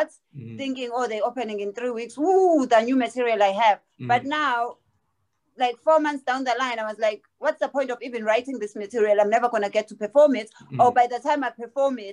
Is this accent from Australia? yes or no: no; South Africa; I was born in South Africa